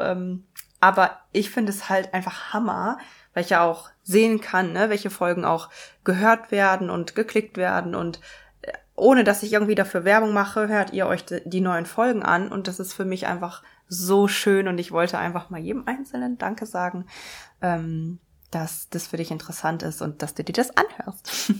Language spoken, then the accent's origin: German; Münsterland, North Rhine-Westphalia, Germany; moved away as an adult; now in Bochum, Germany; Ich komme eigentlich, bin ich aufgewachsen im Münsterland